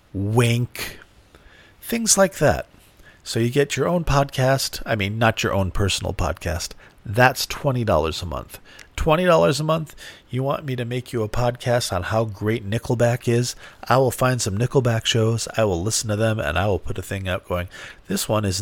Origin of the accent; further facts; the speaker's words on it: United States; I have grown up in America